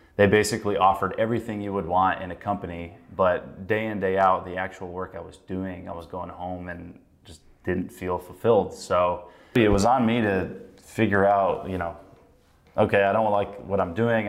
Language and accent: English; North Carolina, United States; moved away as an adult; now in Chicago, United States; I grew up in North Carolina